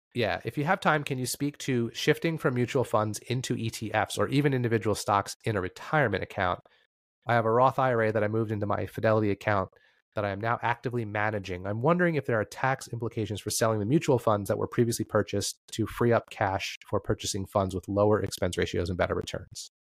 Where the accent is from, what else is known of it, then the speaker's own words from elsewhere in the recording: New Jersey, United States; I'm from New Jersey